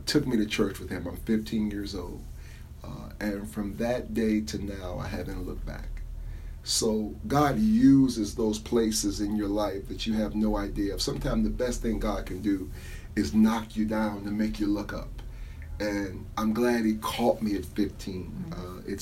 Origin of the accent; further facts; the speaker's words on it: Cleveland, Ohio, United States; I grew up there. I grew up in the Corlette area